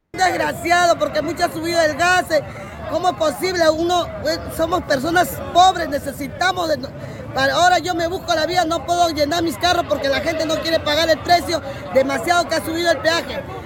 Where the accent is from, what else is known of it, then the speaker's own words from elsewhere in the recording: Peru; also born or lived in Carabayllo, Lima; Como peruano que soy